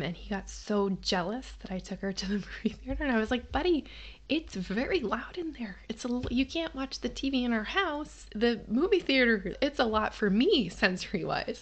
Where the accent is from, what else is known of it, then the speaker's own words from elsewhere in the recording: Massachusetts, United States; I grew up in Massachusetts